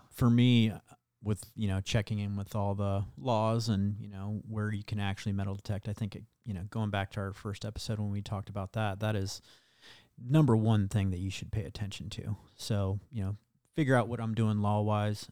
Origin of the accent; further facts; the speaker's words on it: Iowa, United States; where I grew up in Iowa